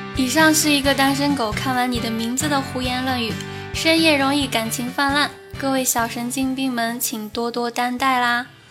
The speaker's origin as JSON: {"language": "Chinese", "area": "the Northwest", "region": "Northwest China", "country": "China", "tie": "born or raised there", "moved": "yes", "lives_now": "Chengdu, China", "said": "从小在干燥的大西北城乡结合部长大的五岁半小朋友"}